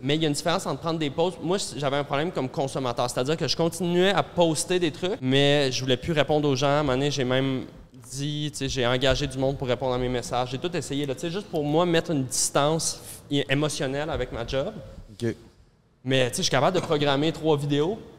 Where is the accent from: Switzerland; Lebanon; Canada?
Canada; Montreal, Quebec; Moi, j'ai grandi dans Centre-Sud